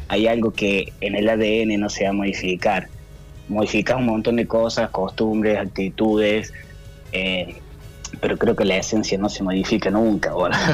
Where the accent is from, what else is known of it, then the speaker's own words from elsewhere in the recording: Río Cuarto, Córdoba, Argentina; moved away as an adult; now in Cozumel, Mexico; Siempre viví, jugué, me crié y, estuve ahí en Atenas Río Cuarto